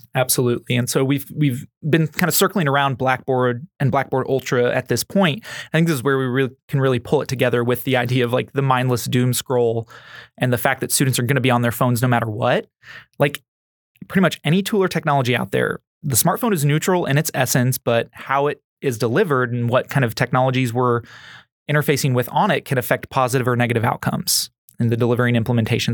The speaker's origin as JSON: {"language": "English", "region": "Missouri", "country": "United States", "tie": "born or raised there", "said": "growing up in Missouri"}